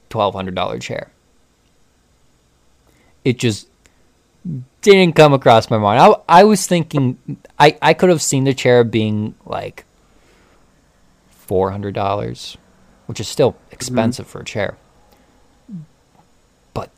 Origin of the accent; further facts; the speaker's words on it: United States; growing up around Amish country